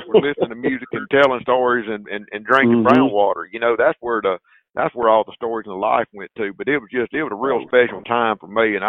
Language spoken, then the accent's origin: English; Deep South, United States; I grew up down here in the deep South